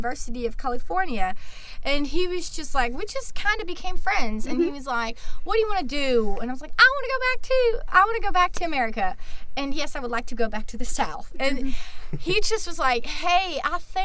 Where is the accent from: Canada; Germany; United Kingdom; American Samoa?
Germany; Regensburg, Bavaria; first language German; English is a second language; moved away as an adult; also born or lived in Kentucky; now in Tuscaloosa, United States; I come from Regensburg, which is also in Bavaria